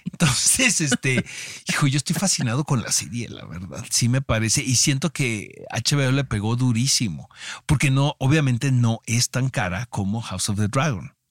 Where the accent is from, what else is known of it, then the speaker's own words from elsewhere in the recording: Mexico; muchas veces como mexicanos eh, nos hacemos de la vista gorda de lo que está pasando en nuestro país